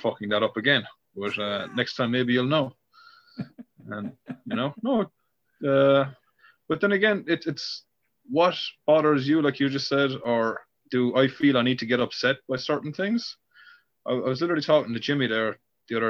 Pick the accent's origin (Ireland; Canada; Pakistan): Ireland; because I'm Irish, I'm into like hurling or something